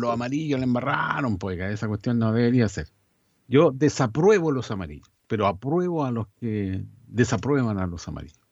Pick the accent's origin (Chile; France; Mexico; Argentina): Chile